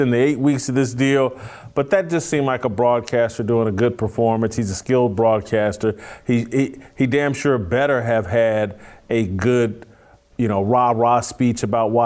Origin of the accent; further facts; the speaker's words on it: Indianapolis, Indiana, United States; I'm from Indianapolis. My family's all Colts fans